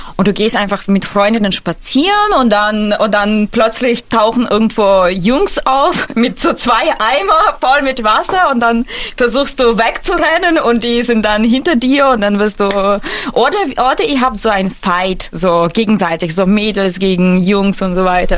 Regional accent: near Lviv, Western Ukraine, Ukraine; German is a second language; now in Germany; ich komme aus der Westukraine

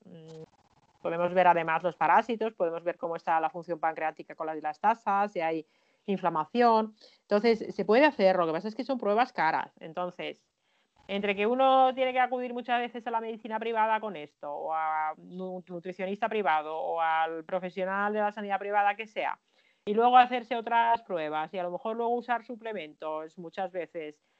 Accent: Finland; en mi país, en Finlandia

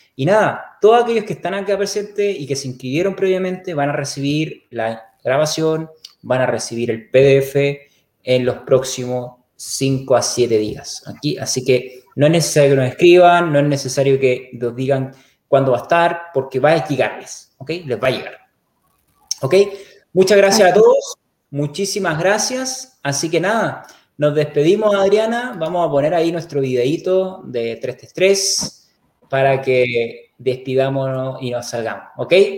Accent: Chile; soy chileno, vivo a dos kilómetros de Naranja

